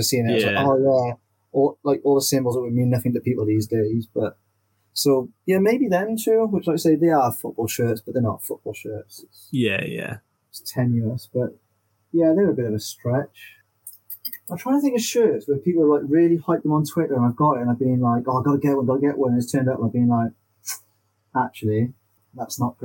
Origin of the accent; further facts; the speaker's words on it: Wales, United Kingdom; being a Welsh person